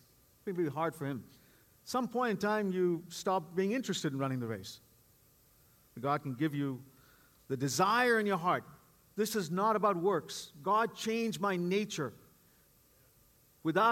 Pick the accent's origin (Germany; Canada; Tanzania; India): India; Bangalore, Karnataka; moved away as an adult; also born or lived in East Coast, United States; now in Bay Area, United States; for the 18 years that I grew up in Bangalore, India, and since then, as I came as an immigrant to this country